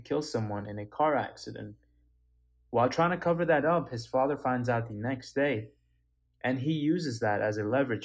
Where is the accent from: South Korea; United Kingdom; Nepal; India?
Nepal; Kathmandu, Bagmati; I was born in Nepal, Kathmandu